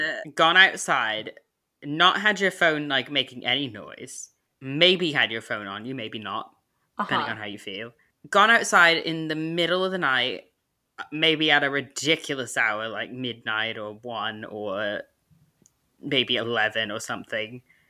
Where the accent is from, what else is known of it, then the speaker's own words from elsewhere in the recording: United Kingdom; But I'm also British, so it doesn't matter.